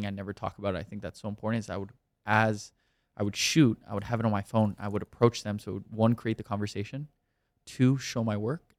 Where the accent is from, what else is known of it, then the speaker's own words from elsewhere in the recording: Miami, Florida, United States; moved away as an adult; also born or lived in New York; now in Los Angeles, United States; I was born and raised in Miami, Florida, spent the first eighteen years of my life there